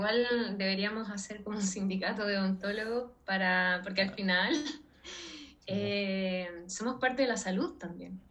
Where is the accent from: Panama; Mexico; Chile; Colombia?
Chile; moved away as an adult; now in Spain; soy extranjera, soy chilena